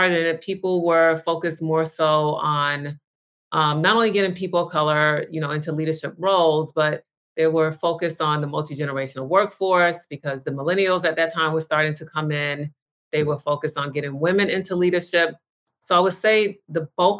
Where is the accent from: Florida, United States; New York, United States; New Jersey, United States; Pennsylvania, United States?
New York, United States; now in Los Angeles, United States; I live in Los Angeles, but I'm originally from New York